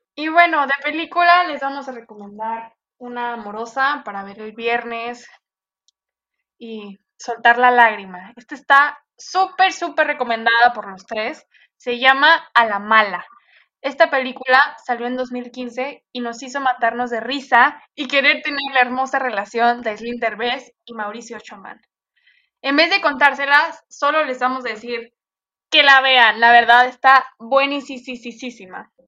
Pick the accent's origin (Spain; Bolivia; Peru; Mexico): Mexico; yo también soy mexicanicísima hasta los huesos